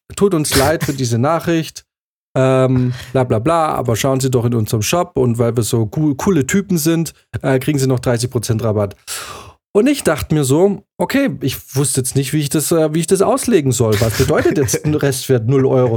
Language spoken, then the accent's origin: German; Swabia, Baden-Württemberg, Germany; moved away as an adult; also born or lived in Bavaria; now in Munich, Germany; Dann ist nämlich der Schwabe in mir, diese kleine schwäbische Stimme im Hinterkopf eines jeden gebürtigen Schwaben